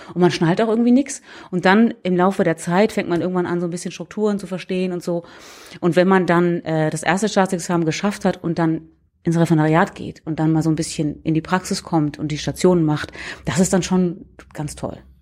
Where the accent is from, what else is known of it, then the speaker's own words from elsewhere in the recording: Hamburg, Germany; moved away as an adult; also born or lived in Heidelberg; now in Oldenburg, Germany; Ich komme aus Hamburg ursprünglich.